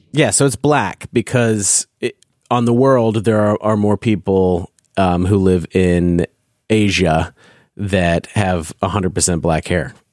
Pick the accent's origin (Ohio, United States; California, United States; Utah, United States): California, United States; growing up in California